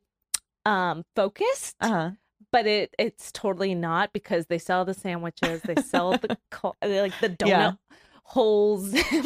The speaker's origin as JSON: {"language": "English", "country": "United States", "said": "no one here knows I'm from Jersey, New York, unless I say it."}